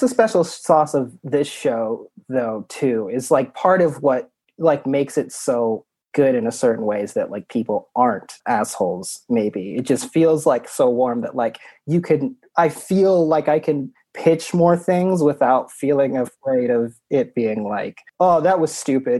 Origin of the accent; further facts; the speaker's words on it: Utah, United States; now in Chicago, United States; I grew up in Utah. I moved out to Chicago to do comedy.